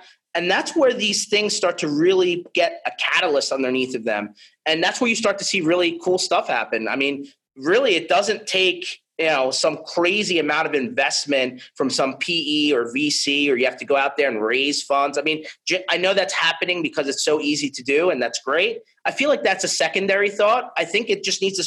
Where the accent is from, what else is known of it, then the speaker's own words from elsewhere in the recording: United States; I'm from the United States